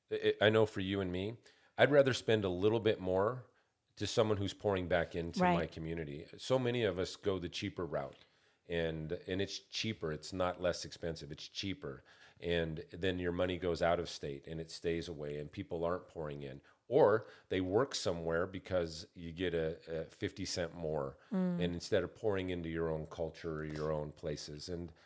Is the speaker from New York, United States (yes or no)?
no; Montana, United States; I'm originally from Montana, and there's some pride that we take there.